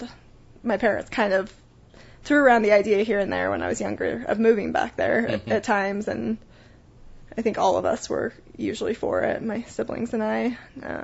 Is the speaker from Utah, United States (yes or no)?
yes; Salt Lake City, Utah, United States; also born or lived in Sandy, Utah / Park City, Utah; I was born and raised in Utah